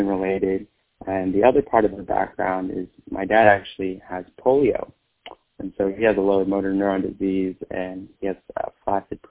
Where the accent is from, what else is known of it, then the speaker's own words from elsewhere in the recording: Fort Worth, Texas, United States; moved away; I'm a second-generation Vietnamese American, born and raised in Fort Worth, Texas